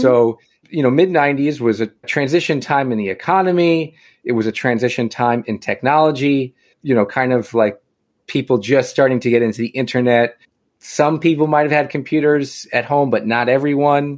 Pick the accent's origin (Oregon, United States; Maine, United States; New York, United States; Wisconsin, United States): New York, United States; Long Island; I am from Long Island, born and raised